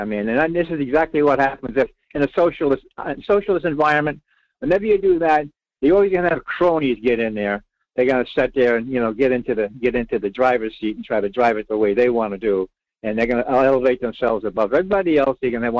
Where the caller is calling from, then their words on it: Rhode Island, United States; Well, I'm …. … in Rhode Island.